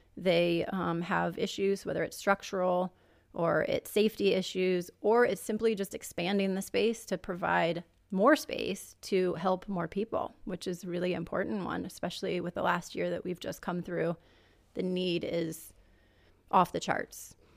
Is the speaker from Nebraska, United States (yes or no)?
yes; Omaha, Nebraska, United States; I was born and raised in Nebraska, Omaha, Nebraska, actually.